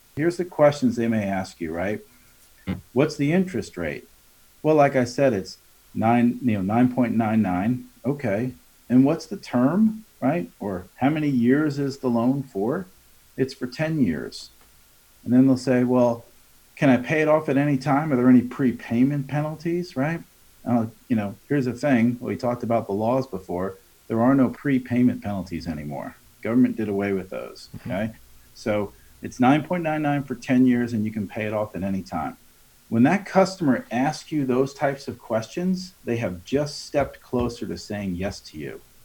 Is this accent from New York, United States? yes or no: yes; Long Island, New York, United States; I'm from Long Island